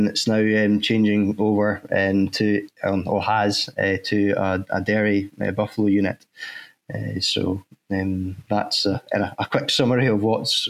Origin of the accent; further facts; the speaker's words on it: Crosshill, Scotland, United Kingdom; At home where I was brought up in Fife, and just outside next coal mining village in Cross Hill, we lived next to a farm, and I started working there when I was 14 years old